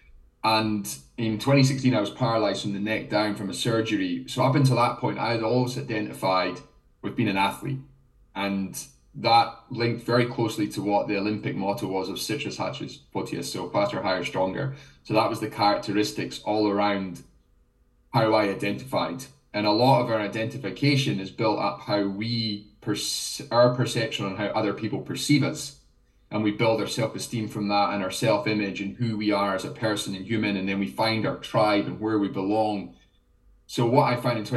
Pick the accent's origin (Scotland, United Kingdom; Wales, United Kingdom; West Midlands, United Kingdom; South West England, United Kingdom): Scotland, United Kingdom; I'm half Jamaican, I'm Scottish.